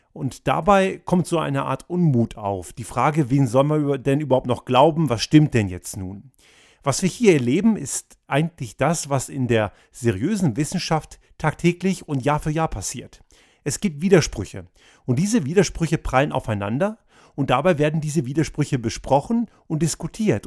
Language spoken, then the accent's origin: German; Austria; bei uns in Österreich